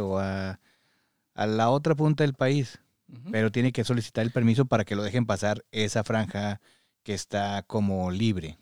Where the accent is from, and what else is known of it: Parras de la Fuente, Coahuila, Mexico; born or raised there; now in United States